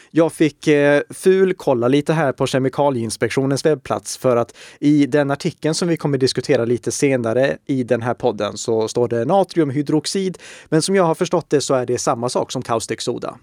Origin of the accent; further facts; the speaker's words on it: Uppsala, Uppsala County, Sweden; Jag är född i Uppsala